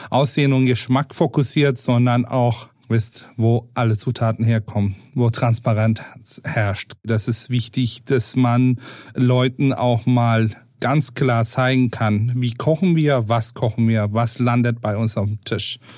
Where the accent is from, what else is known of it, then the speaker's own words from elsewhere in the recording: Istanbul, Turkey; German is a second language; now in Hamburg, Germany; äh, meine Kindheit glücklicherweise in Istanbul verbracht, wo wir eine riesen Vielfalt an kulinarisches Angebot hatten.